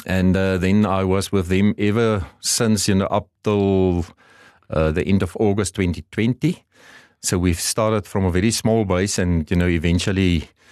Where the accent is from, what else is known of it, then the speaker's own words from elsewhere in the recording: southern Namibia, Namibia; also born or lived in Stellenbosch, South Africa; I grew up, uh, you know, in southern Namibia. I was born and bred in Namibia